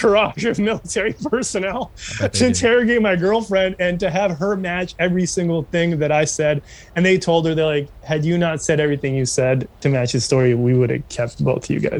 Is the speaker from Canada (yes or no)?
yes; Canada; as a Canadian citizen